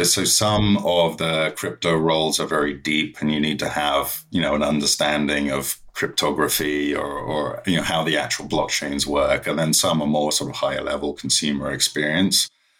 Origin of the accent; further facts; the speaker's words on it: London, United Kingdom; moved away as an adult; So I'm from London originally and ended up moving to Beijing